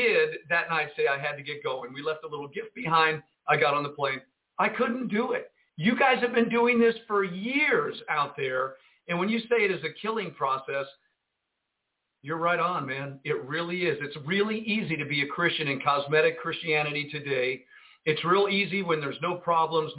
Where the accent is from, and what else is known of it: United States